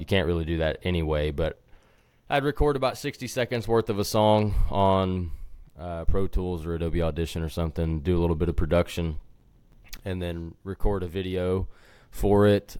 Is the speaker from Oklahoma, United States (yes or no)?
yes; Sand Springs, Oklahoma, United States; also born or lived in Wisconsin; I'm from Sand Springs, Oklahoma originally, which is just west of Tulsa. And, uh, spent my whole life there until I went to college